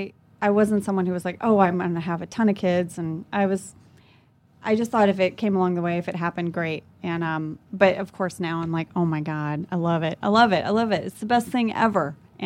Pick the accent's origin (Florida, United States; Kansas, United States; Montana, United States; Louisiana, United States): Louisiana, United States; Lafayette; born there; moved away; also born or lived in Jakarta; I was born in Lafayette, Louisiana.